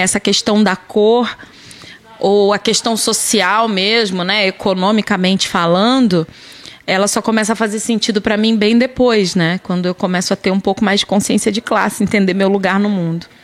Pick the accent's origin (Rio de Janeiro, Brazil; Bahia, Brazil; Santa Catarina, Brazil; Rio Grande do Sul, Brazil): Rio de Janeiro, Brazil; Duque de Caxias; moved away as an adult; also born or lived in Botafogo, Rio de Janeiro / Paraná (pé vermelho); now in Paraná, Brazil; eu sou carioca, né? Eu nasci em Botafogo, mas eu passei a minha infância praticamente toda, né, até a fase adulta em Caxias, no Rio